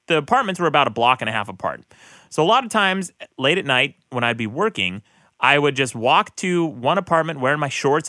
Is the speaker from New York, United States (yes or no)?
no; Utah, United States; I grew up in Utah